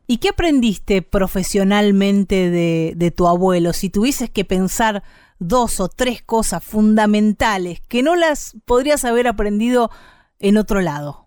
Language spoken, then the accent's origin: Spanish; Bahía Blanca, Buenos Aires Province, Argentina; moved away; Yo soy de Bahía Blanca, ciudad de la provincia de Buenos Aires